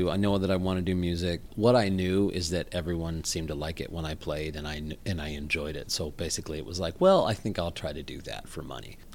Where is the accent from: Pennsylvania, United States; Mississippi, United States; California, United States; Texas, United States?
Texas, United States; Houston; accent: non-regional; I grew up in Houston, Texas.